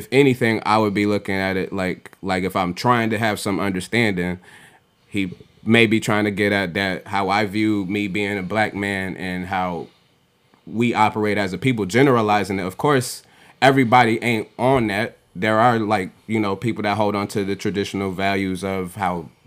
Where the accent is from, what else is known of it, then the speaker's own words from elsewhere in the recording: Nigeria; I'm Nigerian, of course.